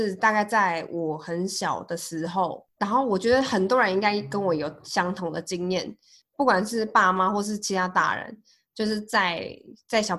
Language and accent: Chinese; Pingtung County, Taiwan; 哎，对，一是我是屏东人，二是呃，我们我上班的地方在那个桃园南坎那边